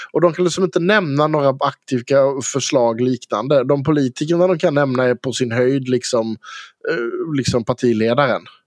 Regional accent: Karlskrona, Blekinge, Sweden; accent: Blekinge dialect; also born or lived in Fågelmara

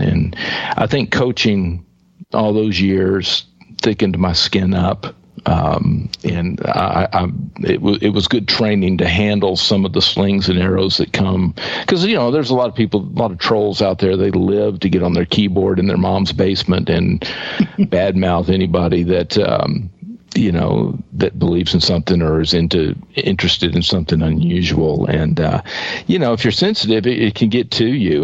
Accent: East Texas, United States; I grew up in East Texas

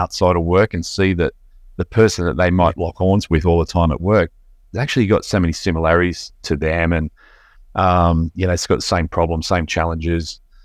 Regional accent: Belmont, Lake Macquarie, New South Wales, Australia; I grew up in Ballantyne, which is around the corner from where I live now in Lake Macquarie.

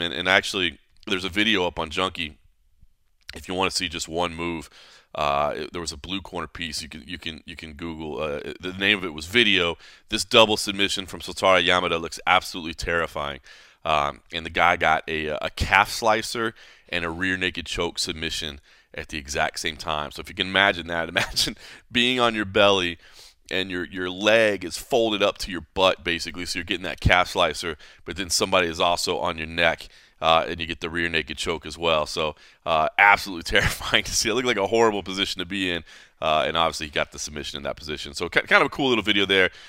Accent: DeSoto, Texas, United States; now in Las Vegas, United States; where I grew up in DeSoto, Texas, where my mom still lives

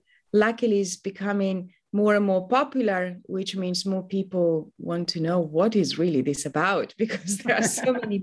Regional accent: Italy; moved away as an adult; now in London, United Kingdom; I'm originally from Italy, but I've been a Londoner for almost 20 years now

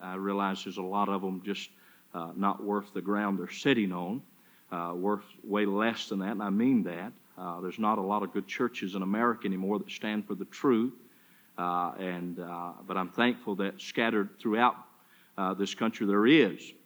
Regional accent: Charlotte, North Carolina, United States; now in Sioux City, United States; From Charlotte, North Carolina

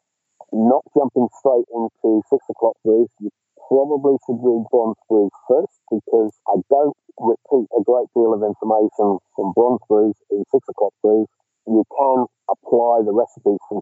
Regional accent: Cornwall, South West England, United Kingdom; now in Australia; I grew up in Cornwall

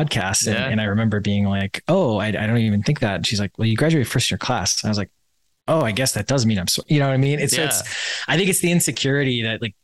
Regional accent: Wisconsin, United States; I grew up in Wisconsin.

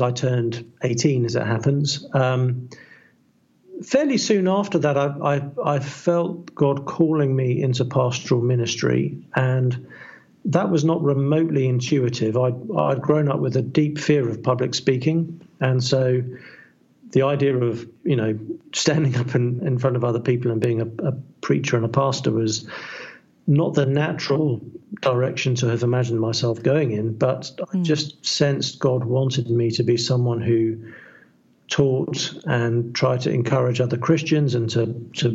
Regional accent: South East England, United Kingdom; I'm English. I grew up in the southeast of England.

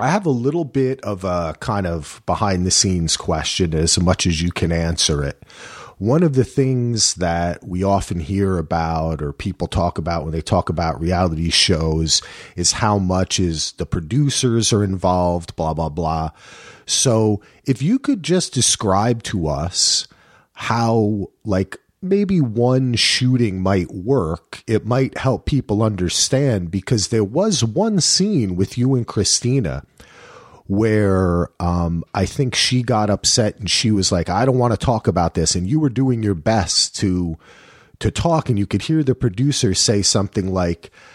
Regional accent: New Jersey, United States; I'm from Jersey

